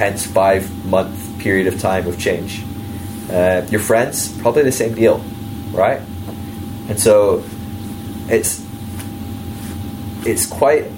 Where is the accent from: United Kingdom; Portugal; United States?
United Kingdom; as a Brit